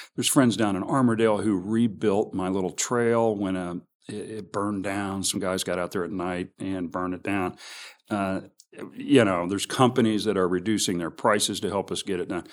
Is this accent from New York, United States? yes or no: no; Kansas City, Missouri, United States; I'm from the Northlands.